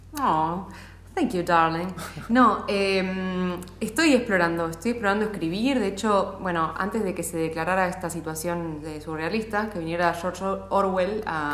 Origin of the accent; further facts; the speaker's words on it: Mar del Plata, Buenos Aires Province, Argentina; había, por lo menos, una familia más de San Sanjurjos en Mar del Plata, de donde soy yo.